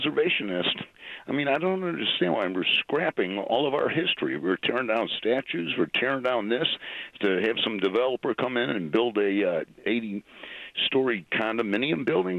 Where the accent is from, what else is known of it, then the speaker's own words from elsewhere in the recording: Chicago, Illinois, United States; I'm from Chicago.